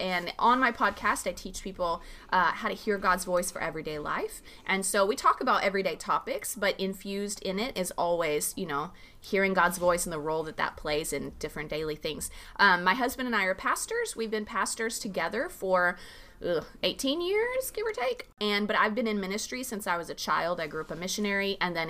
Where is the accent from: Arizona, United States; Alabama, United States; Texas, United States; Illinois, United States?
Arizona, United States; I grew up on the Tohono O'odham Indian Reservation in southern Arizona.